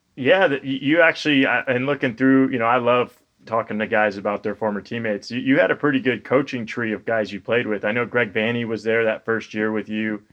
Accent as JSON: {"language": "English", "region": "Florida", "country": "United States", "said": "I'm a Florida guy"}